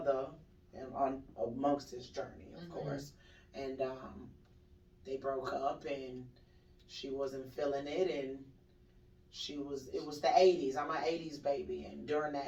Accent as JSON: {"language": "English", "town": "Orlando", "region": "Florida", "country": "United States", "also_born_or_lived": "Jamaica", "said": "I am originally from Orlando, Florida."}